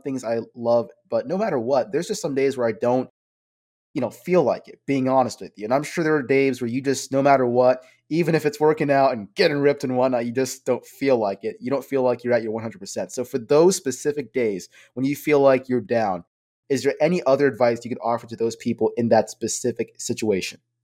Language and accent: English; Bangladesh; from my background, I'm from Bangladesh.